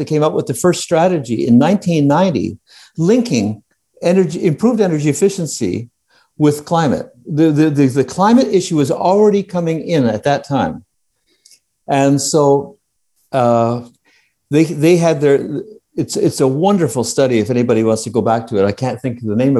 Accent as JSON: {"language": "English", "country": "Canada", "moved": "yes", "said": "I was Canadian"}